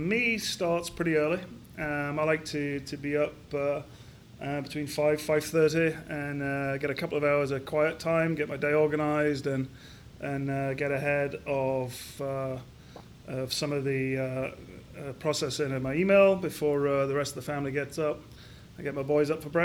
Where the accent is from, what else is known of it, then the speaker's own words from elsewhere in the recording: Crofton, Yorkshire and the Humber, United Kingdom; also born or lived in Edinburgh, Scotland; now in Columbus, United States; I grew up in Yorkshire in the north of England in a very small mining town called Crofton